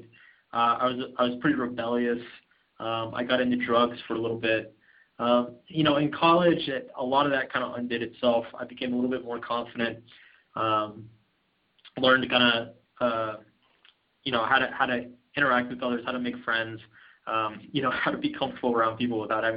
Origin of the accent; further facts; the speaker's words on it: Austin, Texas, United States; I grew up in a nice city. I'm from Austin, Texas.